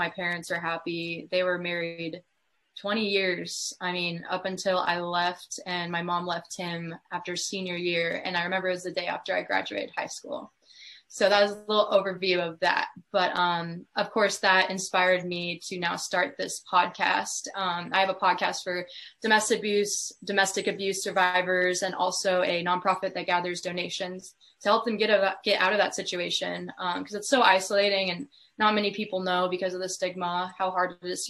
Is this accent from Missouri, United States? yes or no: yes; Columbia, Missouri, United States; now in Kansas City, United States; I grew up in Columbia, Missouri